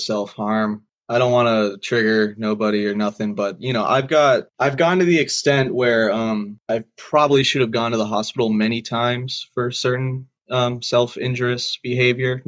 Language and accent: English; Massachusetts, United States; moved away as an adult; now in Rhode Island, United States; I'm originally from Mass, though. I grew up there.